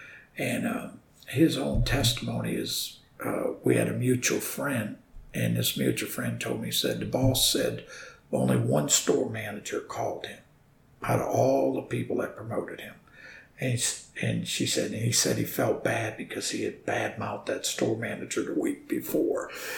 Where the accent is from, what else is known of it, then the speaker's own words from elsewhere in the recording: New Orleans, Louisiana, United States; also born or lived in South Carolina; I'm from New Orleans. And, you'll hear that accent. It used to be a lot worse when I first moved to South Carolina